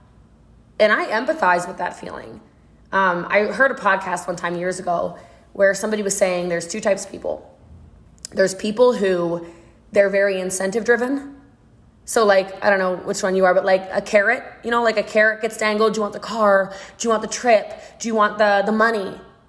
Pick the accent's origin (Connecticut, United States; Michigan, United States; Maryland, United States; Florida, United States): Maryland, United States; I'm from Maryland